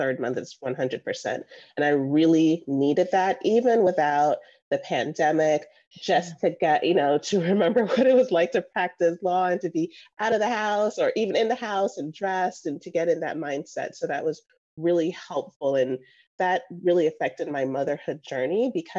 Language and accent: English; Jamaica; moved away; also born or lived in Florida / Georgia; I was born in Jamaica